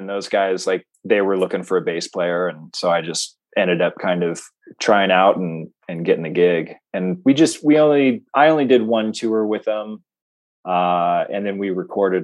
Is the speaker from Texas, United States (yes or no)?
no; Santa Fe, New Mexico, United States; moved away as an adult; I'm from Santa Fe.